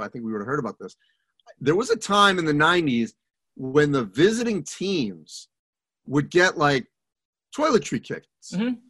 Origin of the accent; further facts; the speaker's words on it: New England, United States; even though I grew up in New England, my family weren't skiers, so I never really went skiing.